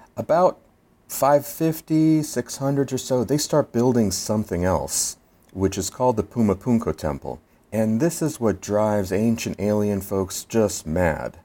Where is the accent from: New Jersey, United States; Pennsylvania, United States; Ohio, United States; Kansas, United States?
Pennsylvania, United States; Philadelphia; I'm from Philadelphia, and we have our Liberty Bell with our crack also down the middle